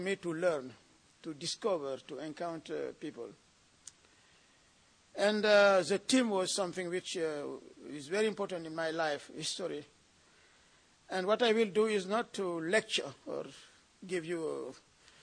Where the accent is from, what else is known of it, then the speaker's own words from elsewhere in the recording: Senegal; I come from Senegal, a former French colony